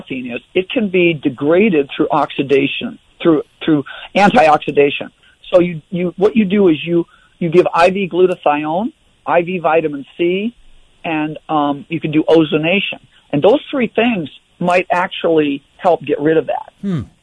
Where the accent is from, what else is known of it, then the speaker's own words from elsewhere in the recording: Iowa, United States; I grew up in Iowa